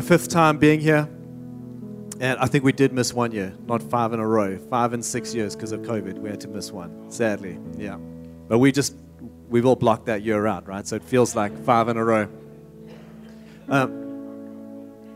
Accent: South Africa; moved away as an adult; now in Redding, United States; I'm from South Africa originally.

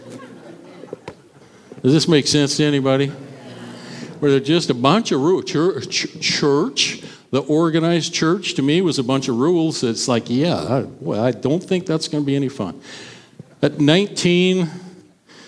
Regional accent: Caldwell, United States; I grew up in Caldwell. I went to school at Van Buren, grades 1 through 4

